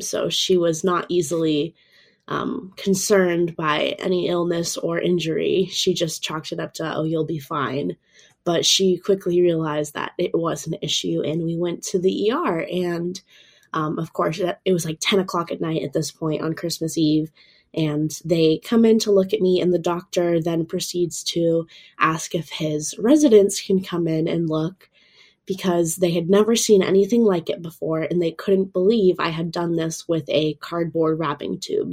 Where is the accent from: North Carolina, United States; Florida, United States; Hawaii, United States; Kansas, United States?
Florida, United States; I'm from Florida over in the States